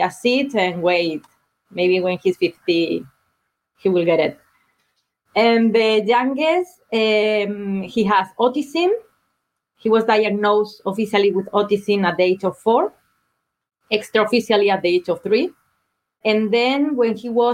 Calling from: Kitchener, Ontario, Canada; I'm calling from Ontario, Kitchener, Ontario, Canada

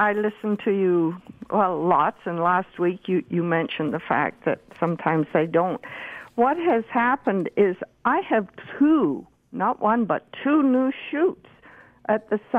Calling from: Brantford, Ontario, Canada

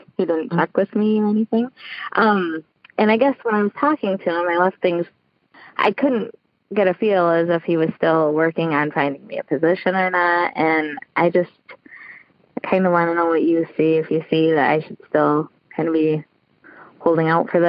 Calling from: Oxford, Michigan, United States; I'm calling from Michigan. I'm in Oxford today.

